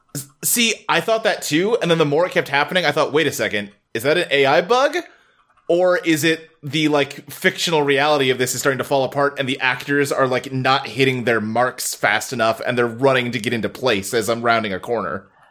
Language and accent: English; United States; as an American